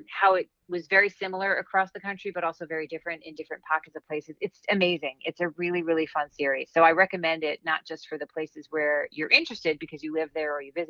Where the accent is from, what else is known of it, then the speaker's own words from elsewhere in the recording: Long Island, New York, United States; I grew up in New York State. I grew up on Long Island.